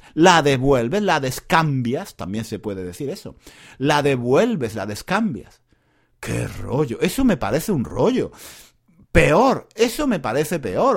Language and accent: Spanish; Granada, Andalusia, Spain; Yo soy de Granada, en una ciudad en el sur de España